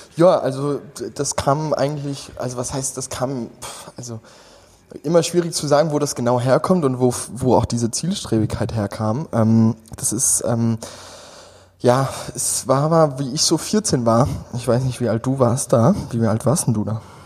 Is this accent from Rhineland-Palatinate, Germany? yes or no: yes; Westerwald, Rhineland-Palatinate, Germany; moved away as an adult; now in Berlin, Germany; gebürtig komme ich aus Hunsang ähm, und ähm, das, das ist so am äußersten Rande vom Westerwald, äh, schon fast im feindlichen Hessen